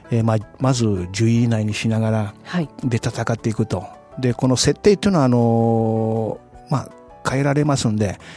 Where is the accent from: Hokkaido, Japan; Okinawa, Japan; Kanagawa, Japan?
Okinawa, Japan; 沖縄のまだ沖縄の体のもんで、